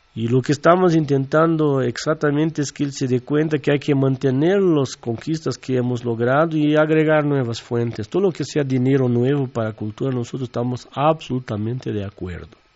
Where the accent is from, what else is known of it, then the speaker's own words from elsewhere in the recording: southern Brazil, Brazil; Spanish is a second language; moved away as an adult; also born or lived in Mexico; yo vengo desde el sur de Brasil